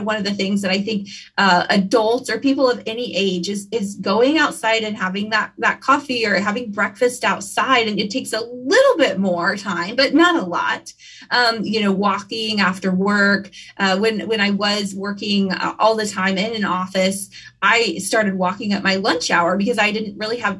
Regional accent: Kansas, United States; also born or lived in Wichita, Kansas; I'm from Kansas. I live in Wichita. These are my lakes

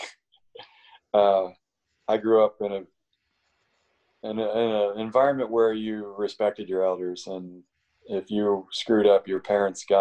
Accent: Maryland, United States; moved away; also born or lived in Florida / West Coast; I grew up in Maryland on the Chesapeake Bay.

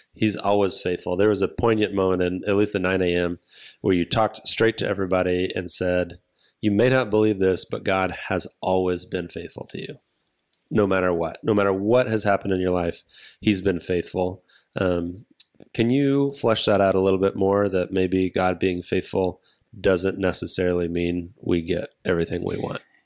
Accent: United States; I am white American male in the United States

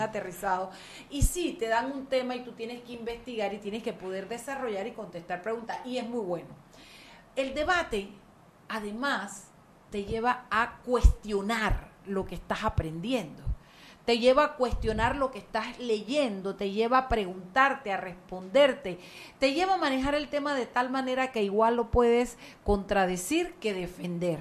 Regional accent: Chiriquí, Panama; Chiriquí, mi tierra querida.

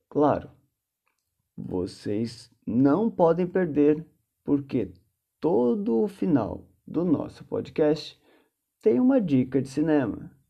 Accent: Rio de Janeiro, Brazil; now in São Paulo, Brazil; nasci no Rio de Janeiro, porém sou morador do Parque Santo Antônio. Ou seja, saí de Santa Teresa, zona sul do Rio, para a região do Capão Redondo, zona sul de São Paulo.

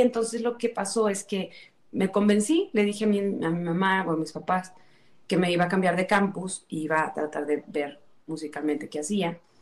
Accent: Tula de Allende, Hidalgo, Mexico; yo soy eh, originaria de Hidalgo del municipio de Tula Hidalgo

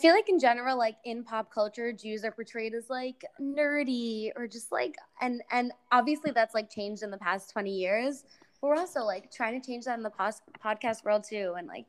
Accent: Long Island, New York, United States; I'm from Long Island

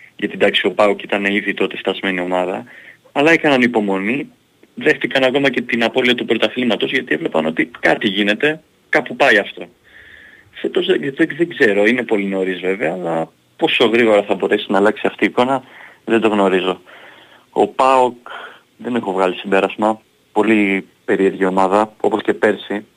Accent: Greece; είμαστε Έλληνες

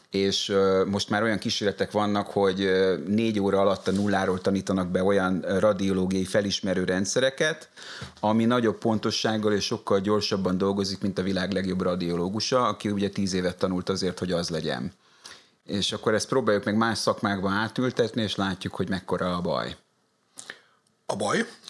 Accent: Hungary; moved away as an adult; also born or lived in France / Brussels; Magyarországon születtem

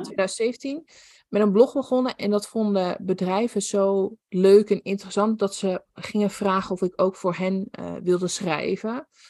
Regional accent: Netherlands; Ik kom inderdaad uit Nederland

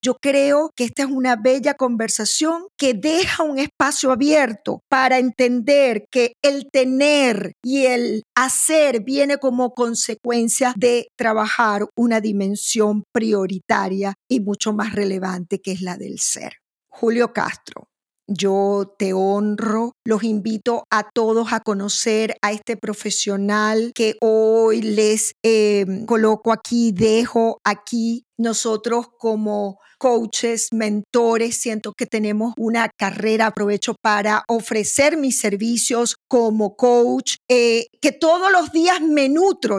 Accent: Maracaibo, Zulia, Venezuela; moved away; Yo soy de Maracaibo, yo soy caribeña.

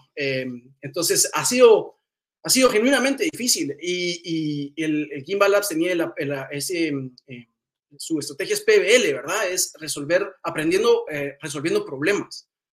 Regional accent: Guatemala; Yo soy originario de Guatemala

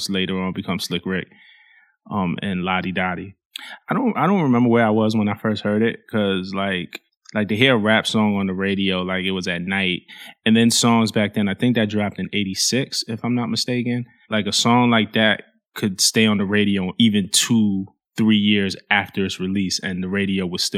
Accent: New York City, New York, United States; growing up in Flatbush in Brooklyn, like, there was a lot of violence in my neighborhood

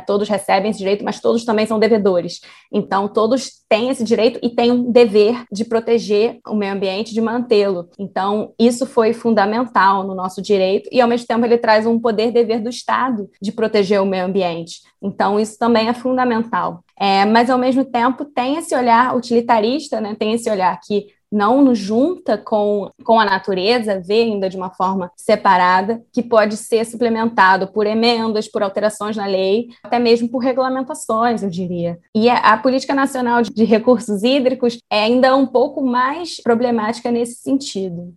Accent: Rio de Janeiro, Brazil; eu sou carioca, eu moro aqui no Rio

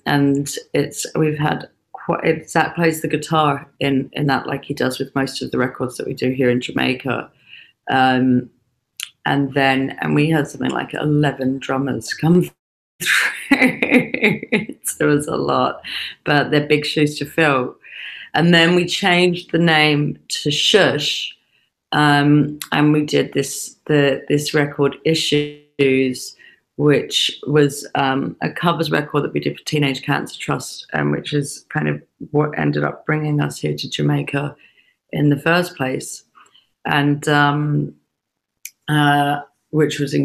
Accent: Australia; moved away; also born or lived in England; both my parents are English, but I was born in Australia

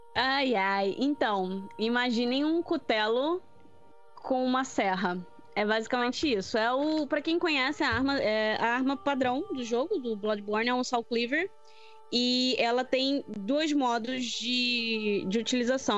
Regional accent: Rio de Janeiro, Brazil; Eu sou carioca

